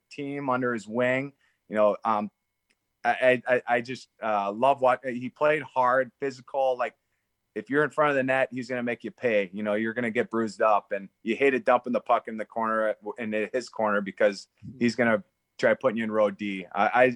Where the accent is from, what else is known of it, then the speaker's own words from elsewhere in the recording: Elk River, Minnesota, United States; I grew up in Elk River